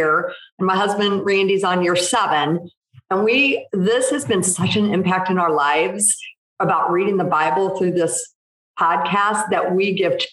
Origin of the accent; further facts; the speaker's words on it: St. Louis, Missouri, United States; I grew up in the Midwest in St. Louis